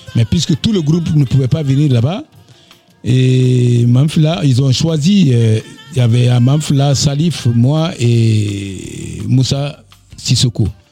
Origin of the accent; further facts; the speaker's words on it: Dabola, Faranah Region, Guinea; moved away as an adult; also born or lived in Kankan, Guinea / Bamako, Mali / Abidjan, Côte d'Ivoire; je suis parti de d'Abola chez moi et pour euh, Cancan où j'ai passé quatre années de d'agronomie à l'université de Cancan